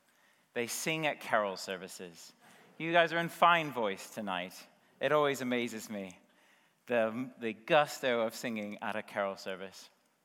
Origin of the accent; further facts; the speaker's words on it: United States; now in United Kingdom; I'm originally from the States